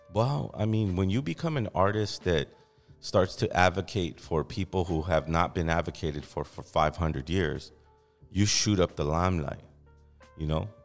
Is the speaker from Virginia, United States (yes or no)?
no; Los Angeles, California, United States; I'm an artist from Los Angeles for over twenty-five years